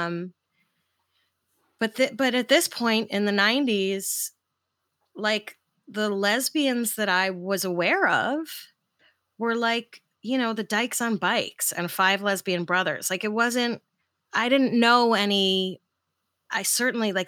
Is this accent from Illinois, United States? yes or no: no; New York City, New York, United States; I grew up in New York